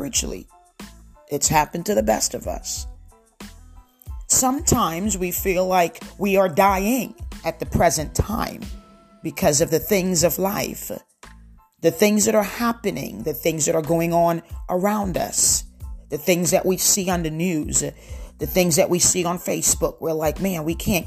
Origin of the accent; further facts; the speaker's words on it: Lakewood, New Jersey, United States; moved away; my hometown, which is Lakewood, New Jersey